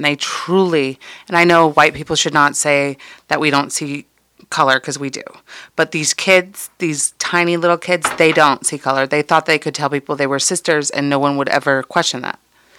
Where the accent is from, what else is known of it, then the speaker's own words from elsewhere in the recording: Oakland, California, United States; we have had the luxury of growing up in Oakland